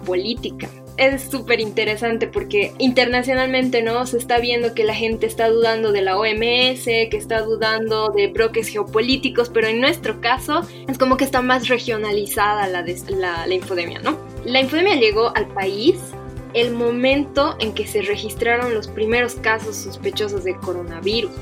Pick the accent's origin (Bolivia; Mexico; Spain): Bolivia; como bolivianos